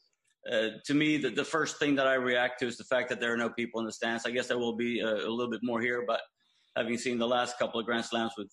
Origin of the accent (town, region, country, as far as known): Malmö, Skåne, Sweden; born or raised there